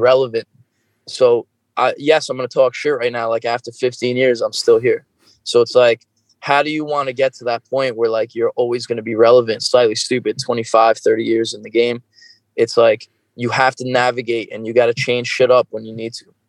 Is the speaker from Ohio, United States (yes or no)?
no; New York, United States; i am from New York